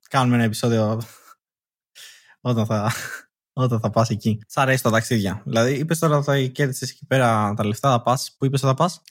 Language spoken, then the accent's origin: Greek; Athens, Attica, Greece